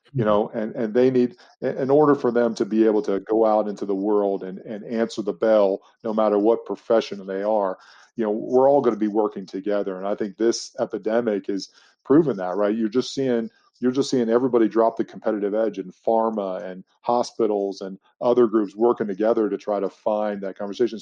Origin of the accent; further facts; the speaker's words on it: United States; as an American people, we're becoming more diverse and more international